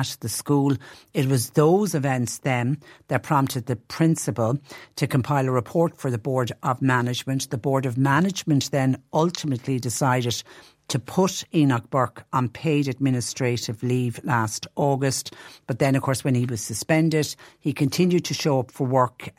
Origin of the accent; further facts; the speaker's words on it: Clonmel, Munster, Ireland; my hometown of Clonmel